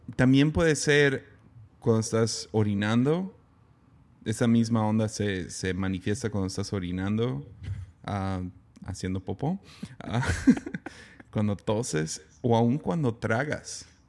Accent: Mexico; siendo mexicano

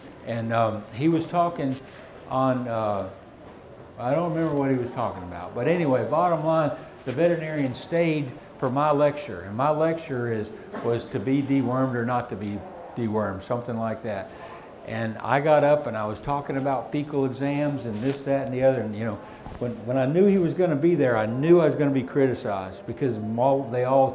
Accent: the South, United States; I'm from the South, can you tell? We don't have cold in the South

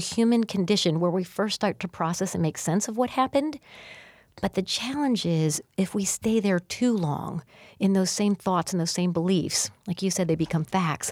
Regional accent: Missouri, United States; I'm from Missouri and the show me state

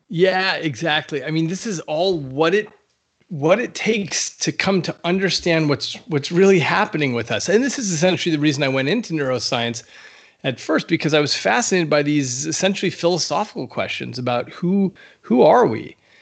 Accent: New Mexico, United States; in the Southwest, uh, where I grew up in New Mexico

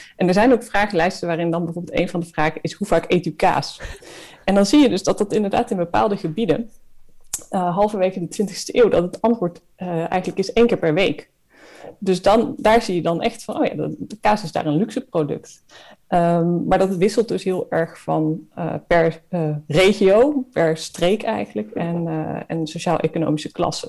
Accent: Netherlands; als Nederlanders

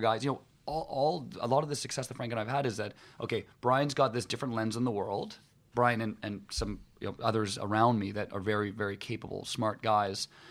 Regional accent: West Vancouver, British Columbia, Canada; growing up in Vancouver, um, actually growing up in, in West Vancouver

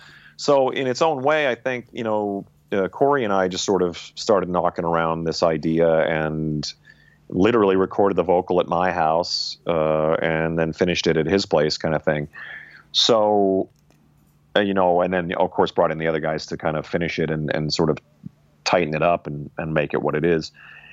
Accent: the Prairies, Canada; I'm like, yeah, well, we were guys growing up in the prairies listening to rock and roll.

